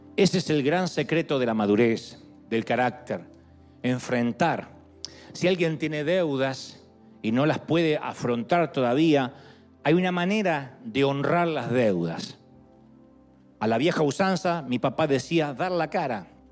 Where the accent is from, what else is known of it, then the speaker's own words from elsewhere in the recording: Argentina; also born or lived in nací bien al sur; now in United States; En Argentina dice, ¡epa!